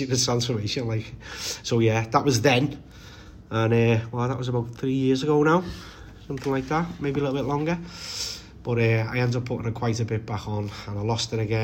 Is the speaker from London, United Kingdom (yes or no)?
no; Liverpool, North West England, United Kingdom; we're from County Road in Walton